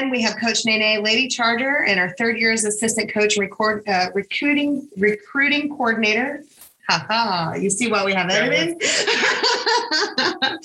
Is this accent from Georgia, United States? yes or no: yes; Georgia, United States; I was raised that way. I'm from Georgia.